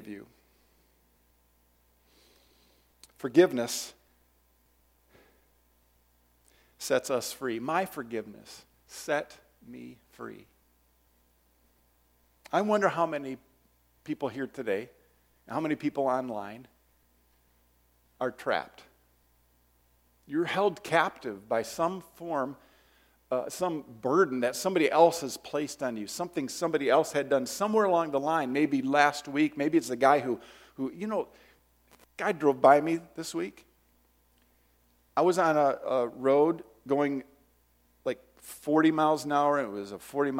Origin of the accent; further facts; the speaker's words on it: Detroit, Michigan, United States; I'm from Detroit